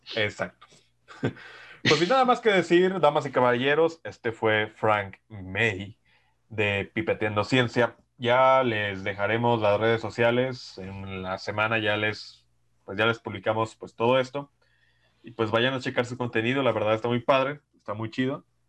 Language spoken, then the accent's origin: Spanish; Mexico; desde que nací en México